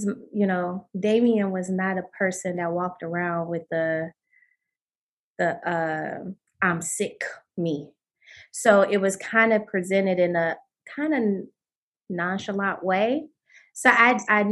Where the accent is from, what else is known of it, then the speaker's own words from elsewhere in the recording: Pontiac, Michigan, United States; I'm from Pontiac, Michigan, born and raised.